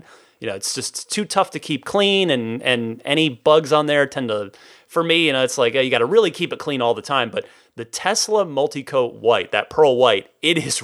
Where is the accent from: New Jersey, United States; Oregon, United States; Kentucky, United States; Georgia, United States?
New Jersey, United States; moved away; I'm originally from New Jersey